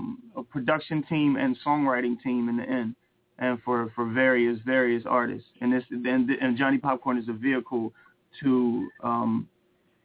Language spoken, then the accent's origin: English; New Castle, Delaware, United States; also born or lived in Chester, Pennsylvania; now in Philadelphia, United States; I was born in Chester, Pennsylvania, and then raised in Newcastle, Delaware, and then moved to Philadelphia